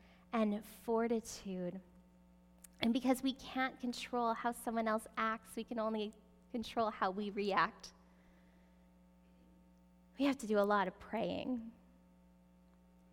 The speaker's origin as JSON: {"language": "English", "country": "Canada", "said": "we're Canadian"}